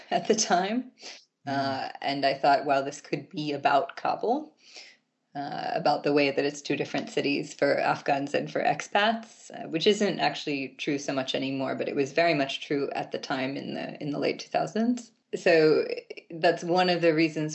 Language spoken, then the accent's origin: English; Baltimore, Maryland, United States; I actually grew up in Baltimore proper